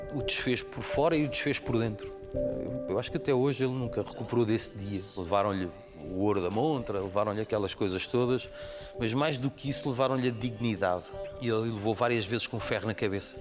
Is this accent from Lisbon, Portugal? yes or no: yes; Amadora, Lisbon, Portugal; Muitos amigos lá na rua são aqueles que cresceram comigo da minha infância, as vidas acabaram por nos separar, mas cada vez que lá vou e que me cruzo com eles, ainda há o mesmo café que era a Ginginha. Nós crescemos naquela rua na Estrada da Damaia.